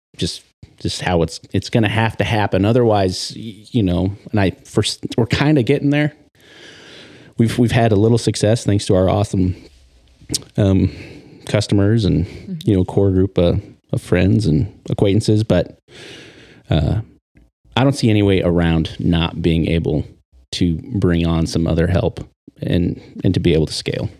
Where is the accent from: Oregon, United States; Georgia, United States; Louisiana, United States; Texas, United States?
Oregon, United States; Triangle Lake; I am born and raised in Oregon. Uh, I grew up on the coast, little town called Triangle Lake